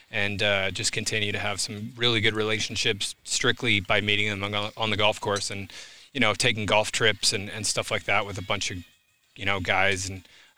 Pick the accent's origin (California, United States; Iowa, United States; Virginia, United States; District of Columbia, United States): Iowa, United States; Des Moines; moved away; also born or lived in Boise, Idaho; I grew up in Iowa and we belonged to a club, Des Moines Golf and Country Club.